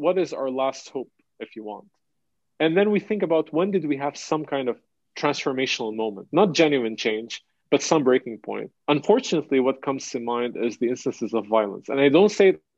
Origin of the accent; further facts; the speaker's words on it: Lebanon; the trauma that we lived through growing up in Lebanon after the assassination in 2004, 2005, the war in 2006, and the war in 2008